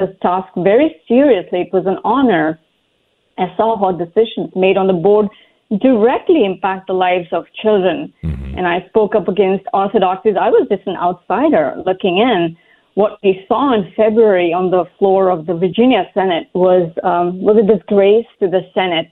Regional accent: India; now in Fairfax, United States; growing up in India, my family of very modest means placed the greatest emphasis on education

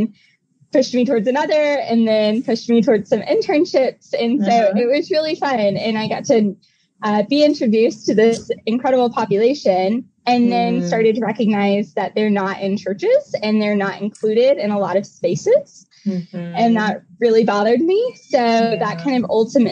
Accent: Atlanta, Georgia, United States; moved away as an adult; now in Kansas City, United States; I'm originally from Atlanta. I moved to Kansas City about a year ago to work for SOAR

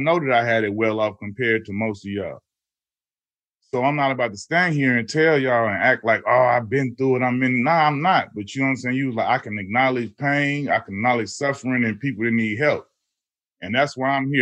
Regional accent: Chicago, Illinois, United States; as a Chicagoan

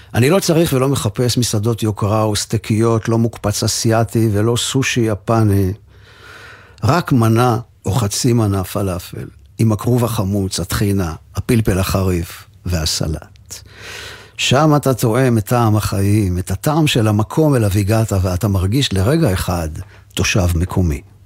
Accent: Givatayim, Tel Aviv District, Israel; לנו בגבעתיים

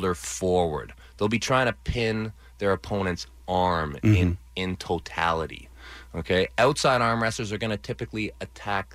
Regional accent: Canada; we're both Canadian

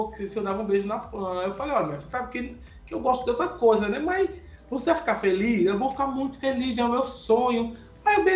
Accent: Recife, Pernambuco, Brazil; eu sou de, de, Recife.

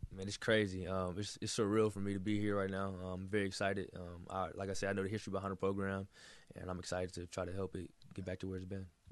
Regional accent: Texas, United States; moved away as an adult; now in Miami, United States; I'm from Texas

